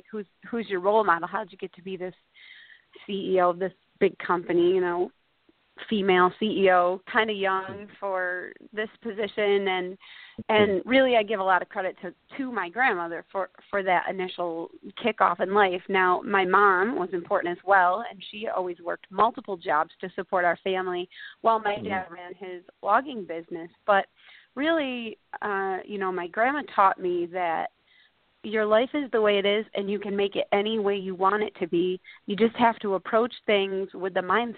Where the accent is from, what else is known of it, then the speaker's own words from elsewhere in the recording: Bridgewater, New York, United States; I grew up in a really small town in southern Oneida County in the center of upstate New York, a little town called Bridgewater